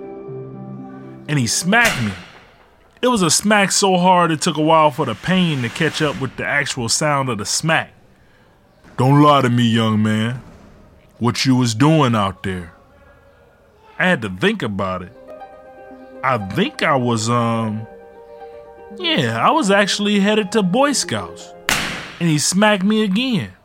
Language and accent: English; Ecorse, Michigan, United States; also born or lived in Detroit, Michigan; When my mom left my dad, we moved from Detroit to Ecorse.